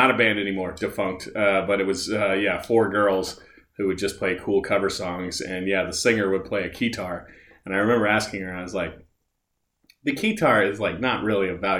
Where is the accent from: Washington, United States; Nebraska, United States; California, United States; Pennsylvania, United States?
Nebraska, United States; I'm from Nebraska